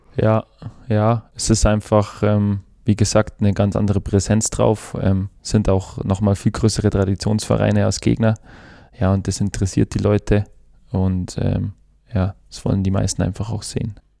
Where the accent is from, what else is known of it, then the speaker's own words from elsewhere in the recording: Kienberg, Bavaria, Germany; now in Ulm, Germany; Ja, Kienberg ist meine Heimat, aber mit Ulm verbinde ich schon äh, eine sehr, sehr tolle Zeit. Aber ja, Kienberg wird immer meine Heimat bleiben. Und da bin ich groß geworden, hatte eine super Kindheit.